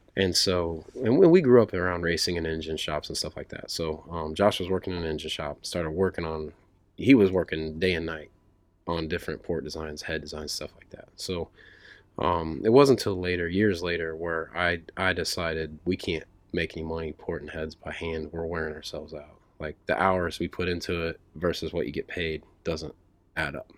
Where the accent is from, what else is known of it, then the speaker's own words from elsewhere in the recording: Speedway, Indiana, United States; I grew up in Speedway, right, right by the track